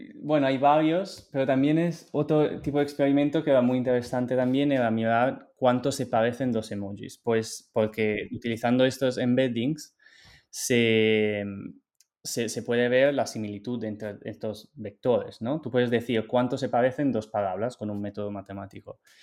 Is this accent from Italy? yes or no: yes; Italy; Spanish is a second language; moved away as an adult; also born or lived in Barcelona, Spain; now in United States; yo soy de Italia.